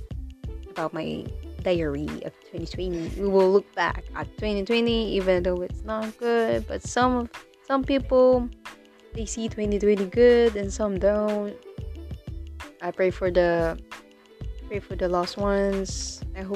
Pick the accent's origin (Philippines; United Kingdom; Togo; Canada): Philippines; first language Tagalog; English is a second language; English is not my first language. It's Filipino, it's Tagalog.